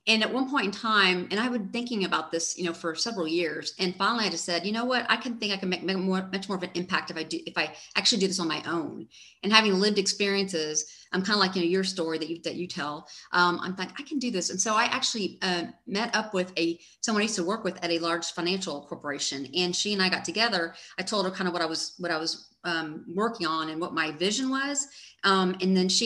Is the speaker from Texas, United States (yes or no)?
yes; Dallas, Texas, United States; I grew up here in Dallas, Texas, And went to school at UT Austin